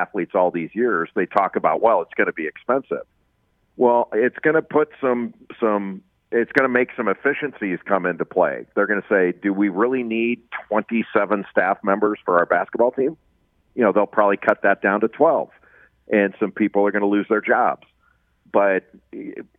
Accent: Los Angeles, California, United States; I grew up in Los Angeles when it was the Pac-8

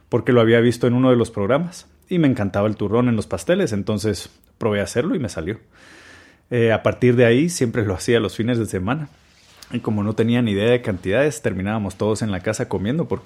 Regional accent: Guatemala; Tengo 36 años, soy de Guatemala y soy cocinero.

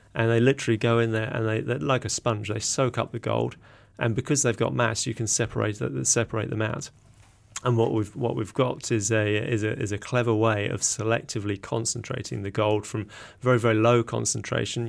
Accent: England, United Kingdom; accent: English; moved away as an adult; now in Auckland, New Zealand; you can probably tell by my accent, I'm, I'm English originally.

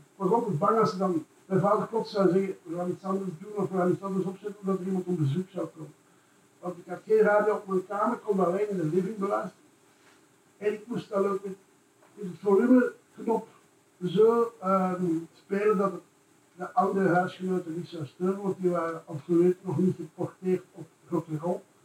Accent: Brussels, Brussels-Capital Region, Belgium; ik dan ook als Brusselaar

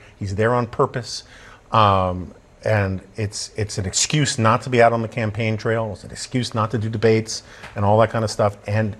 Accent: New York City, New York, United States; I grew up in New York City.

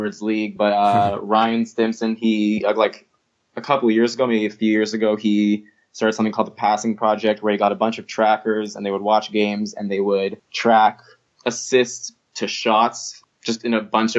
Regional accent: Toronto, Ontario, Canada; I'm from Toronto

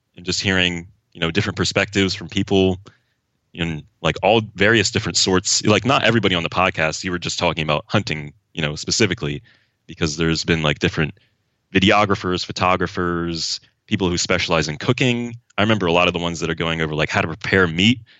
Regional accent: southeastern Pennsylvania, United States; I'm from Pennsylvania, like, southeastern Pennsylvania

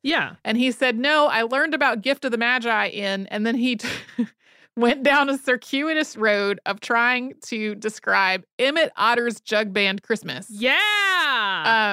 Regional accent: North Carolina, United States; I grew up in North Carolina

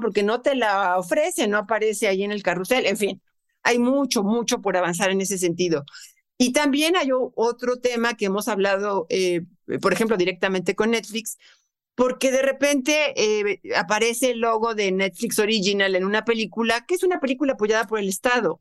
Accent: Mexico; es nuestro tesoro como mexicano

